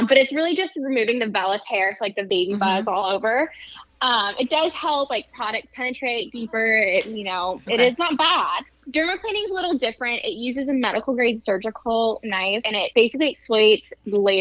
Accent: San Diego, California, United States; moved away as an adult; now in Lafayette, United States; I'm from San Diego, and that's where I own the two spas.

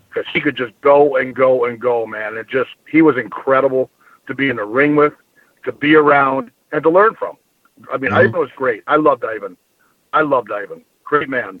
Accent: Bloomington, Minnesota, United States; also born or lived in Wisconsin / Iowa; I uh, actually was born in Wisconsin, yeah. moved to Minnesota when I was real young. Uh, lived on the east side of Bloomington

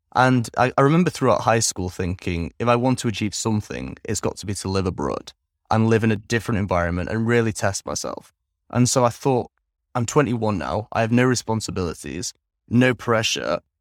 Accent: England, United Kingdom; moved away as an adult; also born or lived in Netherlands; now in Vietnam; I grew up primarily in England from the ages of three until 22, 21 actually

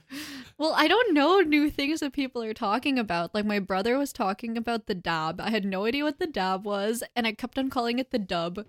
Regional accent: Philippines; I'm from the Philippines, but, like, both parents on either side.

